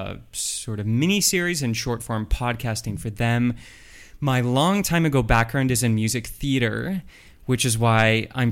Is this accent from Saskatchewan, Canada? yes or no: no; Oakville, Ontario, Canada; also born or lived in Japan; when I was a kid, I come from Oakville, Ontario.